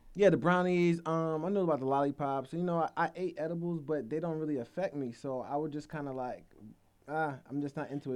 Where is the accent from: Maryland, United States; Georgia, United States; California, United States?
Georgia, United States; also born or lived in Jamaica; we're from Georgia, and I'm representing Georgia